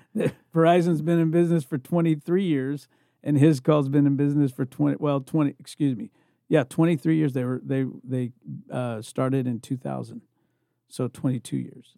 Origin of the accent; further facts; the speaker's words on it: Indiana, United States; moved away as an adult; also born or lived in California; I'm originally from Indiana, but when I left to go to California